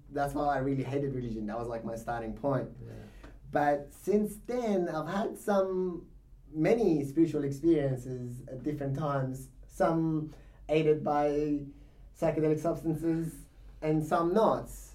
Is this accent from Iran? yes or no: yes; Iran; moved away; I was born in Iran. Yeah. So being born in Iran, you're in the middle of the religion